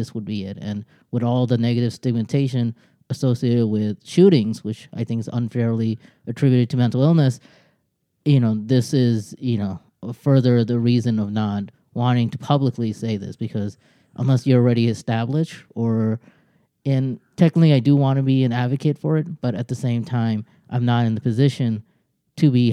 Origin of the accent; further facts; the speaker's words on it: United States; also born or lived in Bangladesh; I came to America at age 2